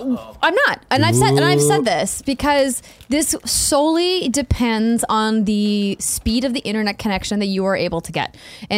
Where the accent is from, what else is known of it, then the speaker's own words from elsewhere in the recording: Fargo, North Dakota, United States; You know, but I think about my hometown in Fargo, North Dakota, and you have to live in the right neighborhood to get the right access.